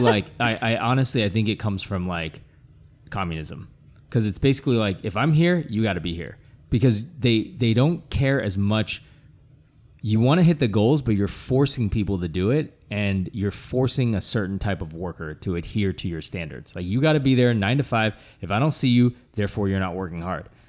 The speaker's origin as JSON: {"language": "English", "country": "United States", "tie": "born or raised there", "said": "growing up in America"}